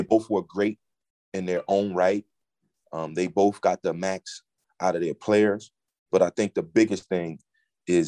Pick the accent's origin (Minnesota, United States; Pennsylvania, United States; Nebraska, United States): Pennsylvania, United States; Philadelphia; moved away; to Philadelphia. I'm going to my hometown